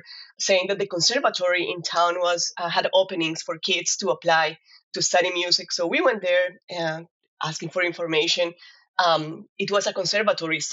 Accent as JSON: {"language": "English", "town": "Cali", "region": "Valle del Cauca", "country": "Colombia", "tie": "born or raised there", "also_born_or_lived": "Kansas, United States", "moved": "as an adult", "lives_now": "Fayetteville, United States", "said": "I am from Colombia, and I grew up in a very, very musical family. I'm actually from Cali, which is la capital de la salsa"}